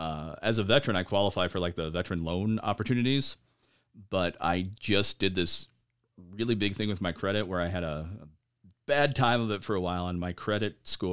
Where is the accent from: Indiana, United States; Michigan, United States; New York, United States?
Michigan, United States; Traverse City; also born or lived in Lincoln Park / Upper Peninsula / Alpena; now in Lansing, United States; You could say that I'm from Traverse City, or you could say I'm from Michigan. I was born in Lincoln Park. I moved around, quite a bit when I was a kid. I've lived in the UP. I've lived in Alpena.